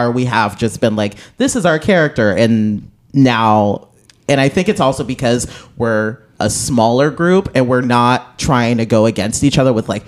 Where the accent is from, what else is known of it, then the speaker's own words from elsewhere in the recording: Midwest, United States; because we're both from the Midwest.